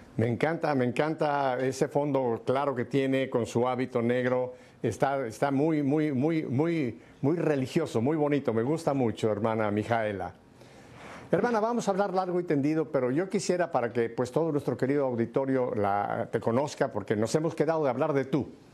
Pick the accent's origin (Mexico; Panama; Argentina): Mexico; Yo me recuerdo también de mi infancia en México